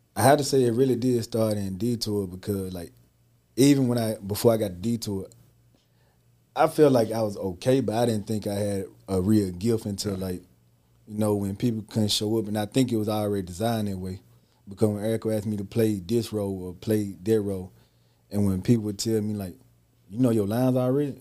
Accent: Holly Springs, Mississippi, United States; I'm from Holly Springs, Mississippi

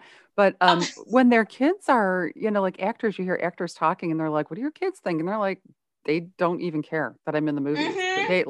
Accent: Cleveland, Ohio, United States; moved away; I'm from Cleveland originally.

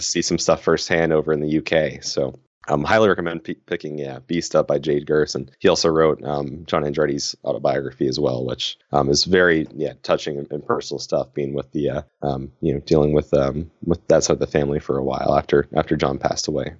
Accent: Danville, California, United States; moved away as an adult; now in Ohio, United States; my hometown, uh, there's a, a huge caravan each year, the Danville de Elegance

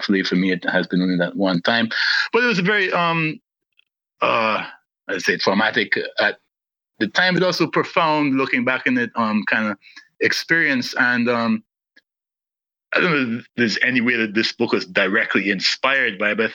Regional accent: Guyana; also born or lived in London, United Kingdom; I was born in London in 1972 and left in 1977 to move to Guyana with my family at the age of 6

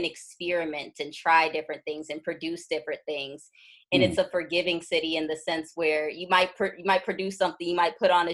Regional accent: Cleveland, Ohio, United States; moved away as an adult; also born or lived in Chicago, United States / Los Angeles, United States; now in Brooklyn, United States; I'm from Cleveland, and I left there at 18 to go to school in Chicago

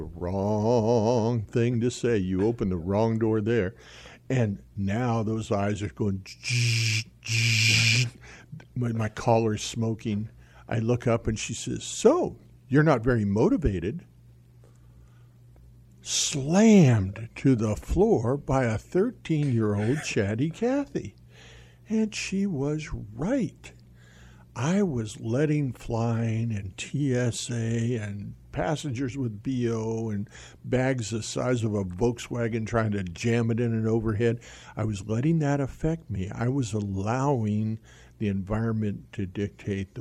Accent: Albuquerque, New Mexico, United States; I was raised in Albuquerque, New Mexico

